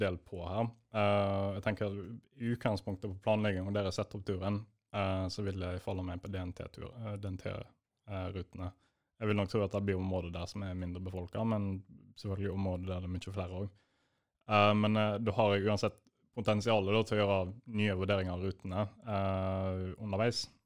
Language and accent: Norwegian; Bergen area, Vestland, Norway; now in Hamar, Norway; jeg bor i Hamar. Og jeg er fra Bergen-området.